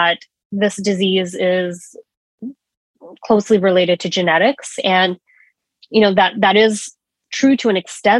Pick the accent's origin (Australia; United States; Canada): United States; New York; moved away as an adult; also born or lived in Washington, D.C.; I am a born and raised New Yorker